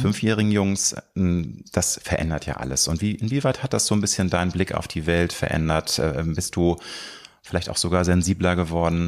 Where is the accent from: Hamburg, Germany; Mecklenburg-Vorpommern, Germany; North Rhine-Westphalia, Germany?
Hamburg, Germany; Peripherie von Hamburg, meiner Heimatstadt.